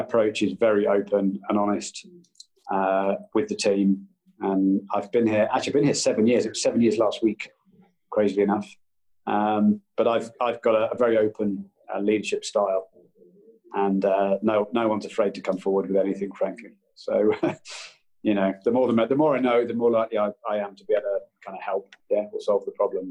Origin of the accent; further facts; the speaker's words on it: Brighton, South East England, United Kingdom; I grew up in Brighton